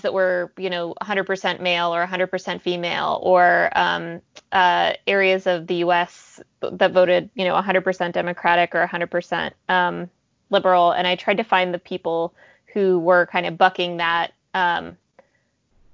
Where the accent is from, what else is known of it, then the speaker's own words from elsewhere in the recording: West Texas, United States; also born or lived in Soviet Union; I'm a refugee from the Soviet Union, and I grew up in West Texas.